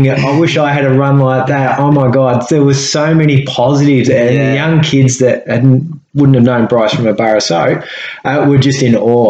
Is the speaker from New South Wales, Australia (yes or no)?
no; Devonport, Tasmania, Australia; I grew up in Jared Court.